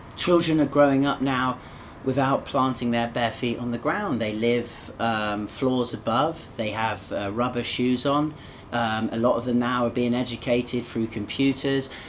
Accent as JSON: {"language": "English", "region": "England", "country": "United Kingdom", "moved": "yes", "lives_now": "Zhuhai, China", "said": "two English people talking to each other. And you know, my accent's a bit different to yours"}